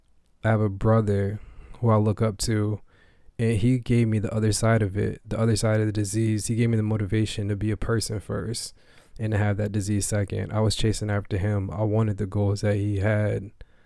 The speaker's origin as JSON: {"language": "English", "region": "Maine", "country": "United States", "tie": "born or raised there", "also_born_or_lived": "Springfield, Massachusetts", "said": "was in Springfield, Massachusetts, where I was born, but I did not grow up there. I grew up here in Maine."}